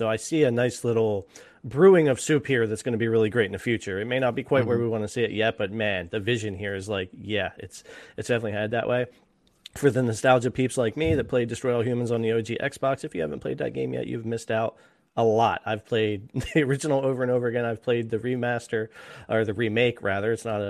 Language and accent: English; United States; I'm an American.